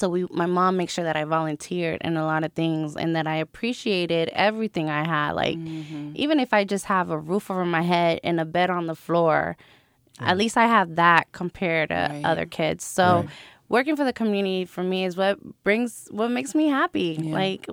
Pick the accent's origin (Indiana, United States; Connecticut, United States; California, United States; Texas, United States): California, United States; Long Beach; born there; I'm a Navy brat. My parents are Puerto Rican. I was born in Long Beach, California. If you ask me where I'm from, I'm going to tell you Puerto Rico.